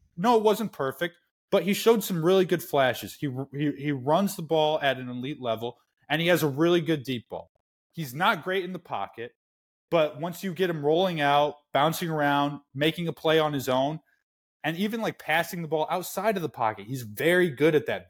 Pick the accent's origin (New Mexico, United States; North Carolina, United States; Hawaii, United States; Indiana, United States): Indiana, United States; I'm from Indiana